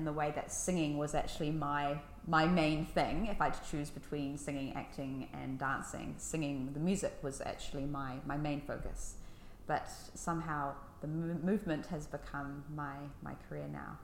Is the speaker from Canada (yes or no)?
no; New Zealand; accent: New Zealand; moved away as an adult; also born or lived in Levallois, France / United Kingdom; now in Paris, France; I lived in the UK until I was 10. And then my family thought it would be a fun idea to move to New Zealand, which is where my mum originally is from, just to see what life would be like over there. We were only going to stay for a year. 16 and a half years later, I was still there.